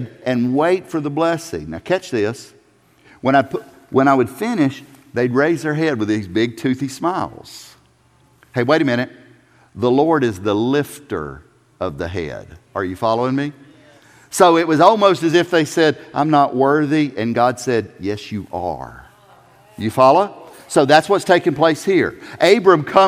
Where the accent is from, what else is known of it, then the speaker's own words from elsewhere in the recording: South Carolina, United States; I'm from South Carolina.